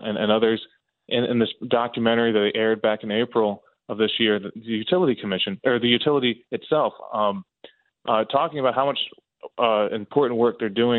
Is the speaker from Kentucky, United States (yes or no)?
no; Maryland, United States; now in California, United States; in Maryland, where I grew up in Maryland.